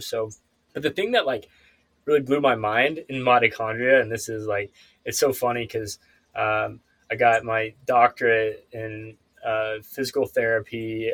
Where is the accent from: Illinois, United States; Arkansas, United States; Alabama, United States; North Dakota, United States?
Arkansas, United States; Ozark Mountains, Northwest; now in California, United States; I'm actually moving from California back home to Arkansas next month. Uh, so I'll be moving to Northwest Arkansas the Ozarks